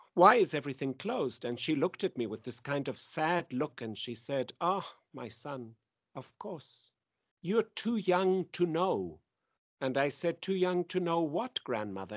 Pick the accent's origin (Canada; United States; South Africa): South Africa; now in Jerusalem; I come from South Africa